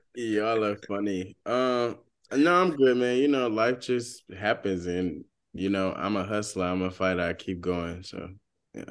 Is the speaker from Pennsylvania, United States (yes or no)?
no; Georgia, United States; moved away as an adult; also born or lived in Washington, D.C.; I'm from Georgia